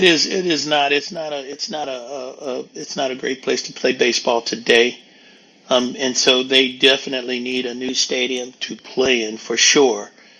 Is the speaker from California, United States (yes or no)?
yes; Oakland, California, United States; I'm born and raised in Oakland.